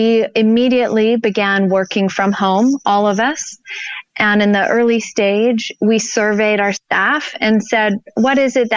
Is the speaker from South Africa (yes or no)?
no; Gulf of Mexico, Deep South, Alabama, United States; now in Denver, United States; I grew up on the Gulf of Mexico in the deep south.